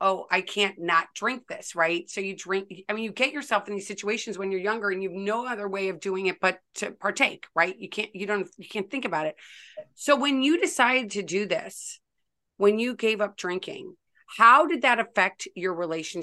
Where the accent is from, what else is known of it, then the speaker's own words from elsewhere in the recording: St. Louis, Missouri, United States; when I was growing up in St. Louis